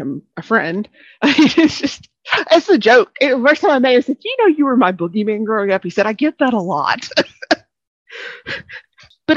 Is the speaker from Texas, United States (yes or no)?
no; East Arkansas, United States; I am born and raised in East Arkansas, not far from West Memphis